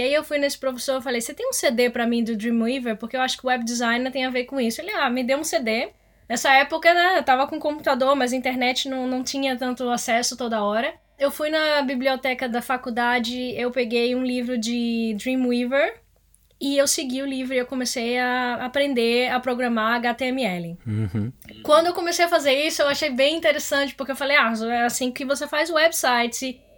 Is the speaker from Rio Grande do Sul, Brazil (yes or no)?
no; Salvador, Bahia, Brazil; moved away as an adult; now in Amsterdam, Netherlands; eu sou originalmente de Salvador e eu entrei na faculdade de comunicação lá